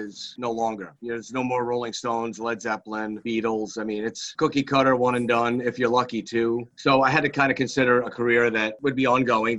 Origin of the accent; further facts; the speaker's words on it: Wantagh, New York, United States; I grew up in Wantagh